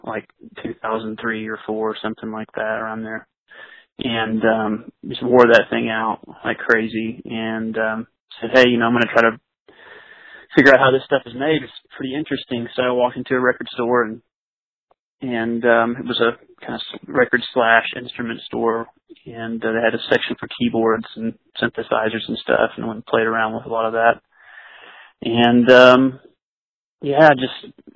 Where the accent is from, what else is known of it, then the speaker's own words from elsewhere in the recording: East Texas, United States; I'm originally from East Texas, so the closest major city where I was from is Dallas